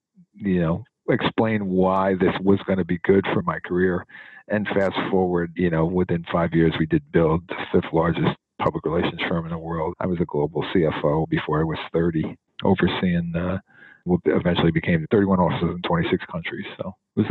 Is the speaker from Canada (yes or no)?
no; Newark, New Jersey, United States; I was born and raised in Newark, New Jersey